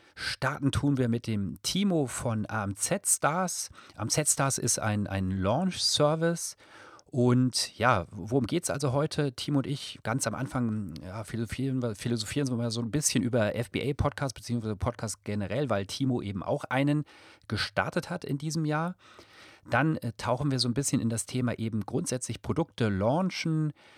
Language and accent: German; Rhineland, Germany; now in Munich, Germany; ich bin ja auch äh, Rheinländer